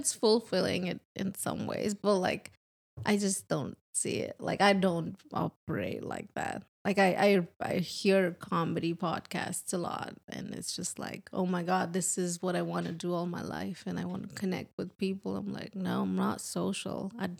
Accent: India; moved away as an adult; now in Nashville, United States; I'm Indian.

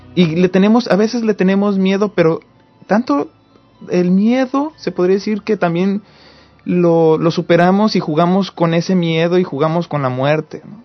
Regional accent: Morelos, Mexico; now in United States; yo soy de Morelos, del estado de Morelos

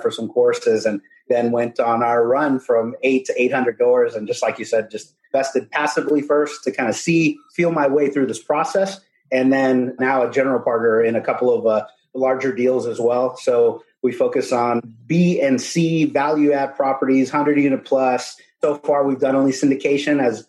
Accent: Corpus Christi, Texas, United States; also born or lived in San Antonio, Texas; I'm from Corpus Christi, Texas. Originally, I grew up there and moved after high school to San Antonio, Texas

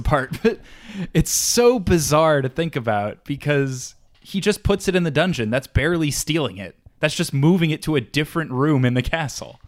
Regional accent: New York, United States; I am the New York lawyer, 'cause I am from New York

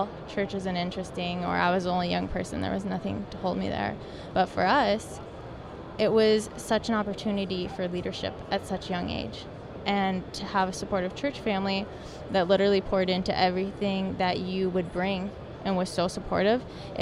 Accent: North Dakota, United States; born and raised in North Dakota

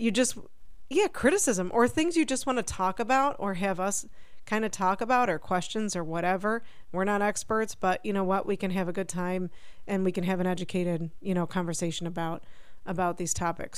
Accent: Buffalo, New York, United States; Jen and I, given where we grew up in Buffalo, New York

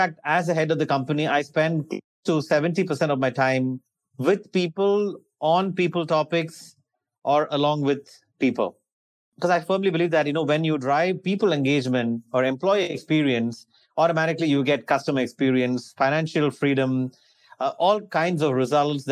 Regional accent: India; moved away as an adult; also born or lived in Australia; I was born and raised in India, and then I went to Australia to do my higher studies, master's, and then migrated to Australia.

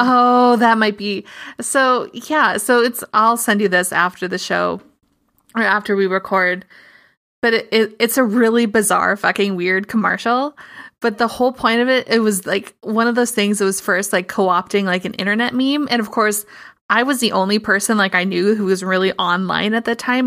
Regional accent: Midwest, United States; as a Midwesterner

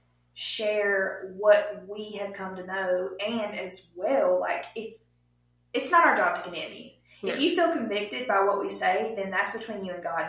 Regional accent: Bible Belt, Southern United States, United States; We grew up in the Bible Belt

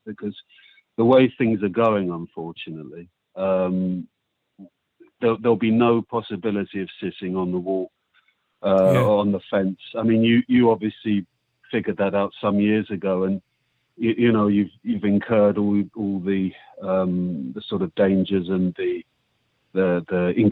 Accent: United Kingdom; as a British Jew

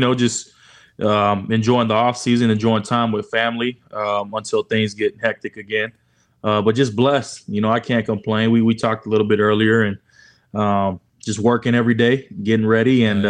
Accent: Honolulu, Hawaii, United States; now in Dallas, United States; I grew up on the Rock, okay. Honolulu, Hawaii.

